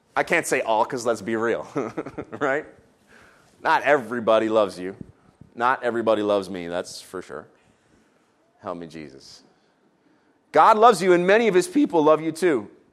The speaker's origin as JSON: {"language": "English", "country": "Canada", "tie": "born or raised there", "said": "I tried to speak the French I learned in our Canadian school system"}